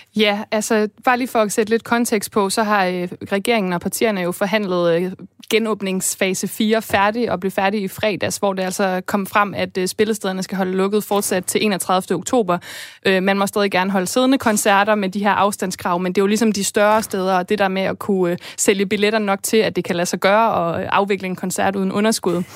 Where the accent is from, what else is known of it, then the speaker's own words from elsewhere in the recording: Denmark; vi danskere